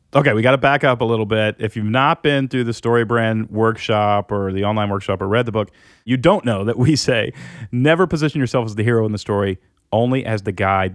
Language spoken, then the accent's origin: English; United States; for the first time in my life as an American